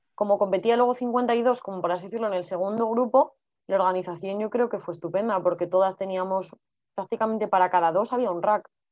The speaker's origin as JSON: {"language": "Spanish", "town": "Madrid", "region": "Community of Madrid", "country": "Spain", "said": "somos las dos de Madrid"}